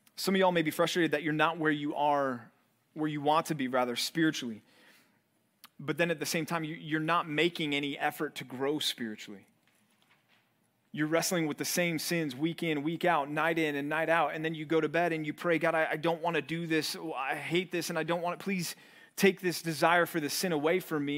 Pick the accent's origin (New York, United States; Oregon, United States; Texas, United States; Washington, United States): Texas, United States; Dallas; moved away as an adult; also born or lived in Missouri; growing up in Dallas, I didn't have a snow shovel.